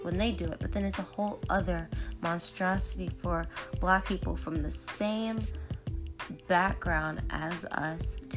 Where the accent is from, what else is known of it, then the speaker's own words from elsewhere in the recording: United States; also born or lived in Nigeria / Park Hill; I'm Nigerian and I'm African American as well